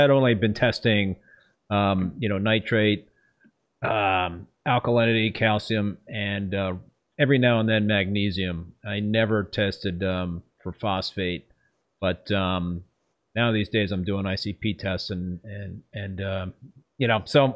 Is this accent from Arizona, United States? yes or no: no; Westchester County, New York, United States; I grew up in Westchester County